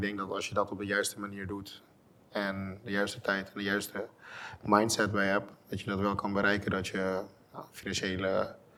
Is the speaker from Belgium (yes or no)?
no; Curaçao; moved away as an adult; now in Netherlands; ik kom uit Curaçao. Ik ben geboren en getogen